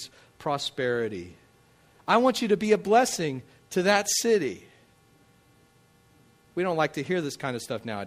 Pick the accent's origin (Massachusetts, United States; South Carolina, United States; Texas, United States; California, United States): Texas, United States; Midland; moved away as an adult; also born or lived in Hammond, Louisiana; now in Covington, United States; But I grew up out in Midland, Texas, out in the deserts